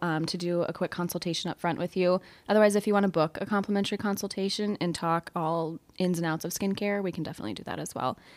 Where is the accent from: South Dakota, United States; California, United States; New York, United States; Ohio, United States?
South Dakota, United States; moved away as an adult; now in Minnesota, United States; I'm actually from South Dakota